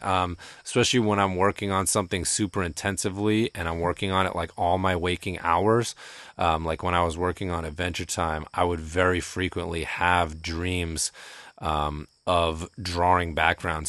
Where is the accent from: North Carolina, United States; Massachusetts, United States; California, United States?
Massachusetts, United States; Shutesbury; I grew up in Shutesbury, Massachusetts, uh, which is very rural